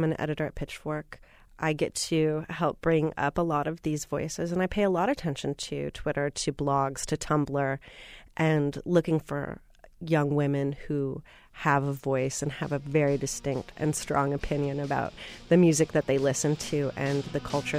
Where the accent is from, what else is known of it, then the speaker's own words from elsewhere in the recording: Minneapolis, Minnesota, United States; Growing up in Minneapolis, I was reading a lot of the local press about one of my favorite bands … I was in all of ninth grade